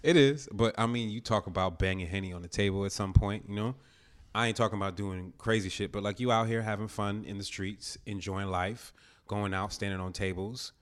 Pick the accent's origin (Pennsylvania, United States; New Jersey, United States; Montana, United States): New Jersey, United States; where I grew up in Jersey